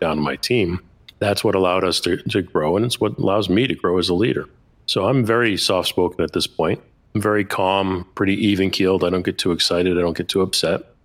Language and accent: English; Boston, Massachusetts, United States; I'm an Italian from Boston